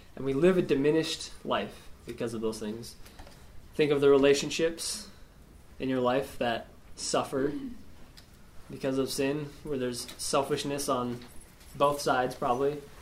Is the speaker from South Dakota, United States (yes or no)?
yes; Spearfish, South Dakota, United States; now in Rapid City, United States; I'm from Spearfish, born and raised there, uh, grew up there, and uh, living in Rapid now.